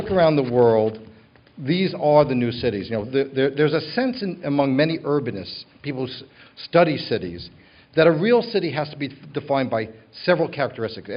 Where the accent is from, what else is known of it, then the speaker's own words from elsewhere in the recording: New York, United States; now in Los Angeles, United States; my hometown, you might guess, which is New York.